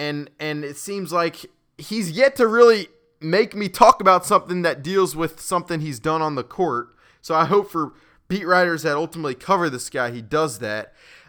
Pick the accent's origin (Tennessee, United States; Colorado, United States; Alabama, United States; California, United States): Alabama, United States; Birmingham; And a story he wrote about my hometown in Birmingham, Alabama.